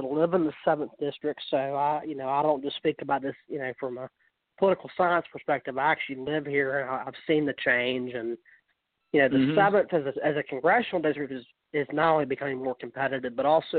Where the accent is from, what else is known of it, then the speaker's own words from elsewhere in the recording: Florida, United States; now in Gwinnett County, United States; I'm a Florida native originally. I moved to Gwinnett County from Florida